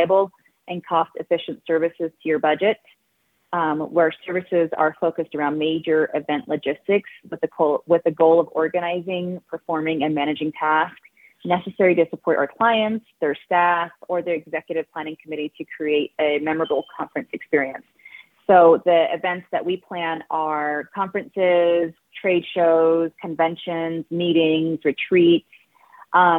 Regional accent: Arizona, United States; I am from Ceiba, Delcai, Arizona, and our offices are located in Delcon, Arizona

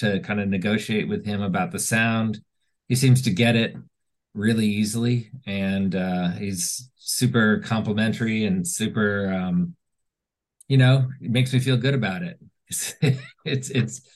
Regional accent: Washington, District of Columbia, United States; moved away as an adult; now in Montclair, New Jersey, United States; I grew up in Washington.

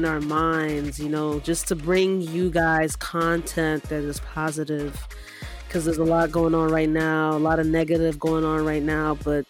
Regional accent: Nigeria; now in United States; You know, we're two Nigerian immigrant siblings, right?

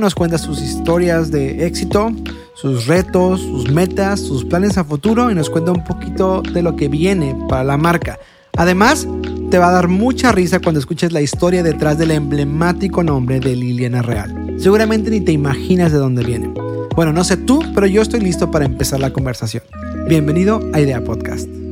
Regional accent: Tijuana, Baja California, Mexico; de mi ciudad natal, nacida y criada en Tijuana

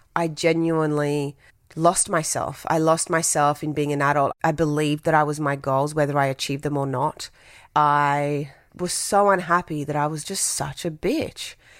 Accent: Brisbane, Queensland, Australia; English is a second language; also born or lived in Tahiti; I grew up in Brisbane

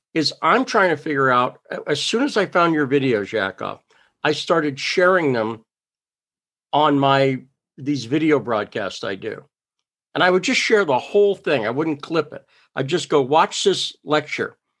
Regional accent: Massachusetts, United States; also born or lived in New York / California / Idaho; now in South Dakota, United States; I grew up in Massachusetts

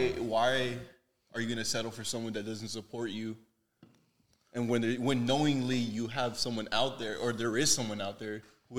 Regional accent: Baldwin Park, California, United States; Came from born and raised in Baldwin Park.

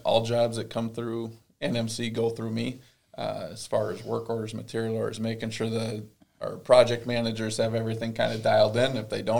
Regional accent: Buffalo, Minnesota, United States; I was also born and raised in Buffalo

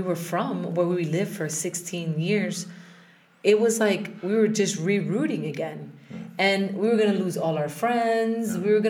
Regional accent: Colombia; I'm a Colombian citizen. I was born in South America. So I have both passports because they give you dual citizenship.

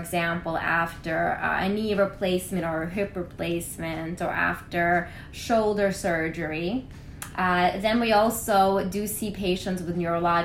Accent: New York, United States; also born or lived in Kirksville, Missouri; I then returned to New York, where I am originally from

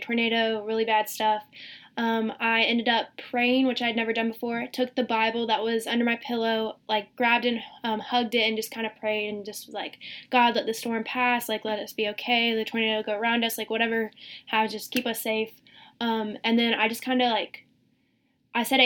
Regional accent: Greenville, South Carolina, United States; now in Rock Hill, United States; I'm originally from Greenville, South Carolina. Lived there my entire life. I came to Rock Hill for school.

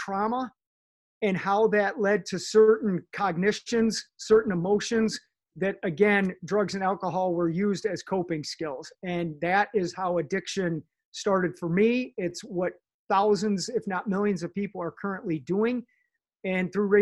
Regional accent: Sylvania, Ohio, United States; I grew up in Sylvania

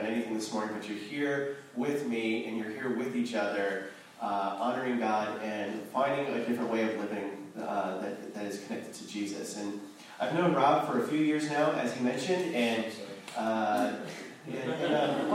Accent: Ohio, United States; now in Santa Monica, United States; I'm originally from Ohio

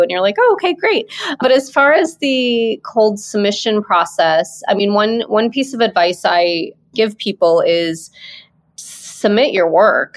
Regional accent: Midwest, United States; moved away as an adult; also born or lived in Maui, Hawaii; I'm from the Midwest

